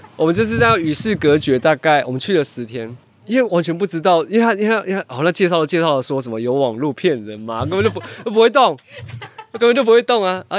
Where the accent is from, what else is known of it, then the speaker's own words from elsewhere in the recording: Taiwan; 对我们台湾人来说